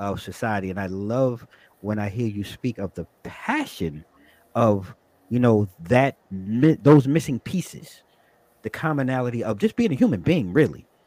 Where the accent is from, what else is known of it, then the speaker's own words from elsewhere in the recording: Long Island, New York, United States; also born or lived in Brooklyn, New York; now in Virginia, United States; I was born and raised in Brooklyn, but I grew up on Long Island